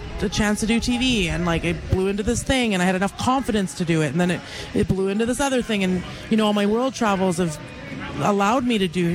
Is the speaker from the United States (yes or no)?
no; Richmond, British Columbia, Canada; moved away as an adult; now in Calgary, Canada; I grew up in Richmond, B.C.